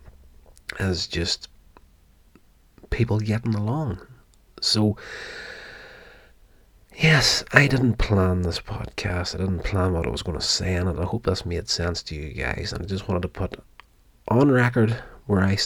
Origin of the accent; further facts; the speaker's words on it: Northern Ireland, United Kingdom; I was born and brought up in Northern Ireland